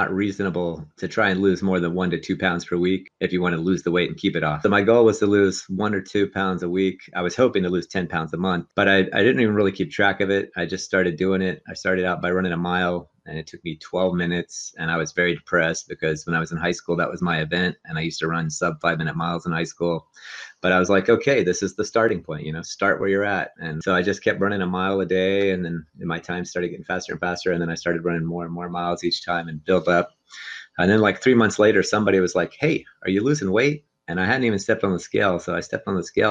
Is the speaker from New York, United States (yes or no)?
no; near Pittsburgh, Pennsylvania, United States; now in Los Angeles, United States; I grew up near Pittsburgh